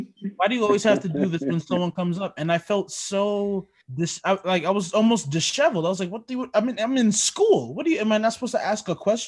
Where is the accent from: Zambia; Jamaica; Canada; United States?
Jamaica; moved away; So my dad, well, I'm Jamaican. We immigrated to this country, and he pretty much had to follow the books